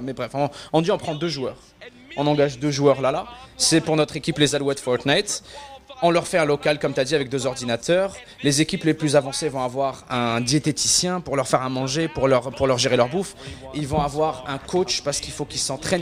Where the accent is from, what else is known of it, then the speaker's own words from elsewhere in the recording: Algeria; also born or lived in Quebec; now in Canada; là où j'ai grandi en Algérie, on n'avait pas de moyens de paiement en ligne.